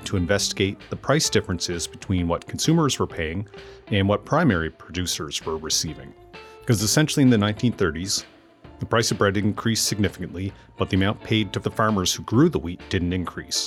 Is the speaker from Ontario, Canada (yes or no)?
no; Amherst, Nova Scotia, Canada; growing up and then moving back to Amherst, Nova Scotia, where I currently run my business and live with my family